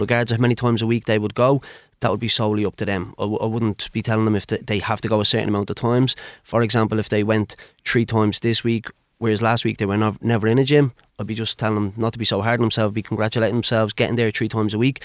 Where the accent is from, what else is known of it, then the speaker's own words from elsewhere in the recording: Dublin, Leinster, Ireland; I'm originally from Blanchardstown